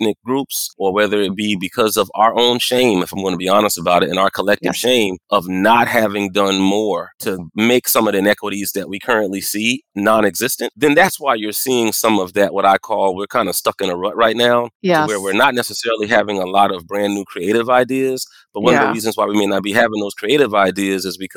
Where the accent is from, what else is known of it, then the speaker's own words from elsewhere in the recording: Moncks Corner, South Carolina, United States; moved away; also born or lived in Arkansas; I was raised right outside of Charleston, South Carolina, a small town called Monk's Corner.